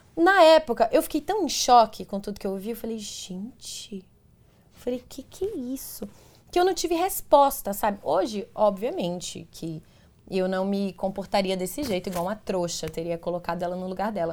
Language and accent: Portuguese; Teixeira de Freitas, Bahia, Brazil; moved away as an adult; now in São Paulo, Brazil; Eu sou de Teixeira de Freitas, na Bahia, é longe daqui de São Paulo, minha família toda mora lá, meus amigos de infância, enfim, as pessoas que eu cresci